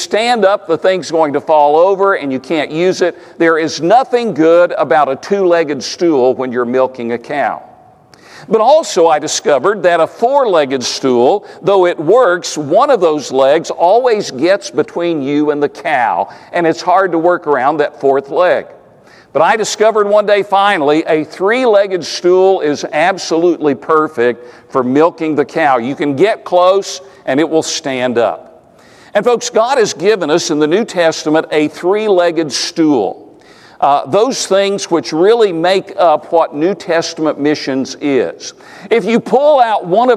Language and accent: English; East Tennessee, United States; I grew up in East Tennessee